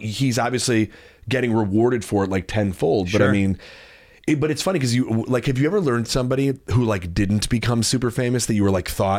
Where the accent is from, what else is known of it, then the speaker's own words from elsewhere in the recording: Chicago, Illinois, United States; I'm from Chicago.